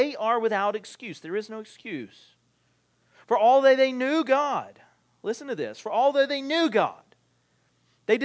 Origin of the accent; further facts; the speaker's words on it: United States; as American Christians